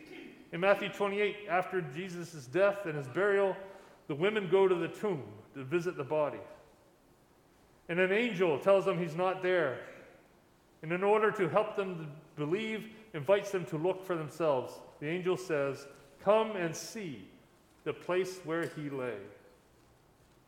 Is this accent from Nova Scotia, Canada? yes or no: yes; Lunenburg County, Nova Scotia, Canada; when I was growing up in Lunenburg County